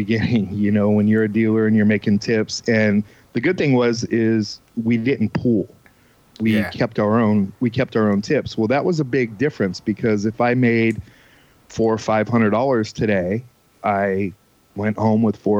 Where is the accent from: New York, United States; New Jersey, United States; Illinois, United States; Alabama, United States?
New Jersey, United States; I grew up in New Jersey